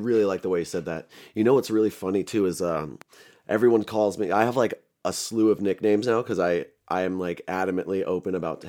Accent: Central Coast, California, United States; also born or lived in Los Angeles, California / Hollywood / Pasadena; I was born in LA and I was born in 84 in downtown LA. And then like a year before the LA riots, we moved up here to Central Coast. And then I went to high school, did a little bit of college here.

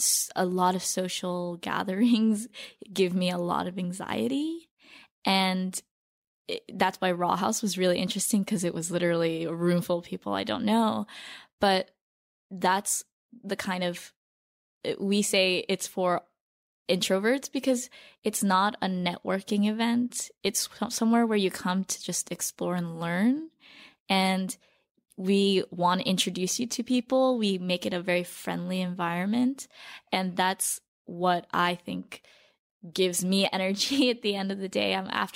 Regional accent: Torrance, California, United States; now in New York City, United States; But I grew up in Torrance, which is this beach town.

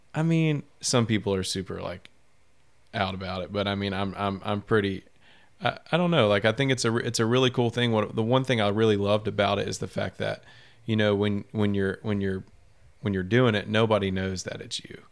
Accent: Shreveport, Louisiana, United States; also born or lived in Baton Rouge; I'm from Shreveport. Um, I went to Byrd High School

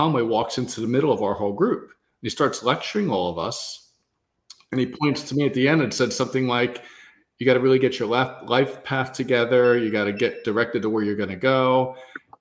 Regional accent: New York City, New York, United States; growing up in Queens, New York

